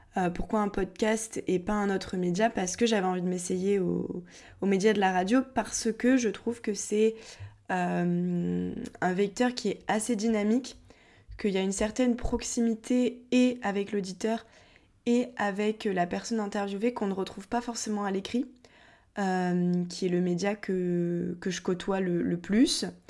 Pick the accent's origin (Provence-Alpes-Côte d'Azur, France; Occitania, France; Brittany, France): Occitania, France; Montpellier; je viens de Montpellier